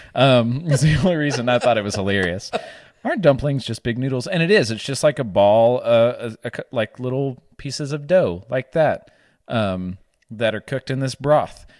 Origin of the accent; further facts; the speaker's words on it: the South, United States; accent: Southern; my Southern accent